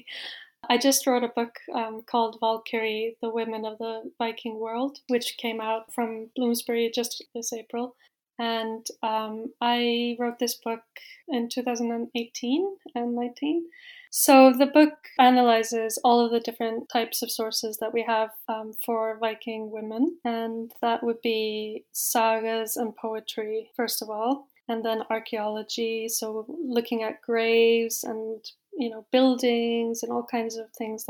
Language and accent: English; Iceland; moved away as an adult; also born or lived in Oxford; now in Norway; I'm from Iceland